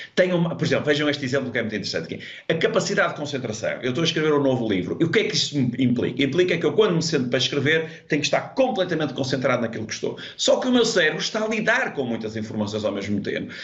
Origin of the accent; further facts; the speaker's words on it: Portugal; sou português